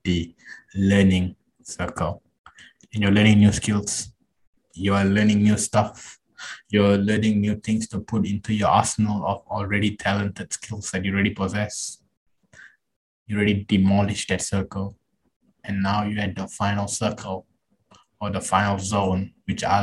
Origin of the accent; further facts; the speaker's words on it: Malaysia; I'm Malaysian